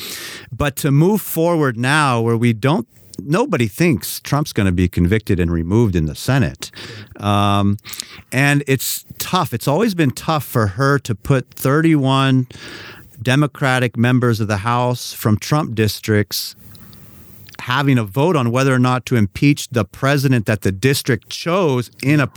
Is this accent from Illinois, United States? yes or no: no; San Francisco, California, United States; moved away; I'm from San Francisco